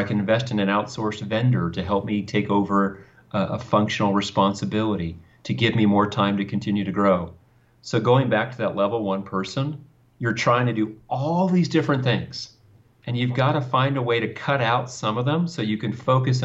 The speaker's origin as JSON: {"language": "English", "town": "Thousand Oaks", "region": "California", "country": "United States", "tie": "born or raised there", "also_born_or_lived": "Westlake Village, California", "said": "In California, in a place called Thousand Oaks, California."}